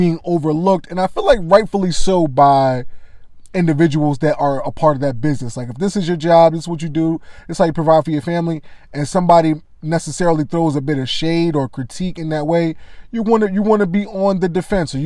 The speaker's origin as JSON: {"language": "English", "region": "Delaware", "country": "United States", "tie": "born or raised there", "said": "born and raised in Delaware"}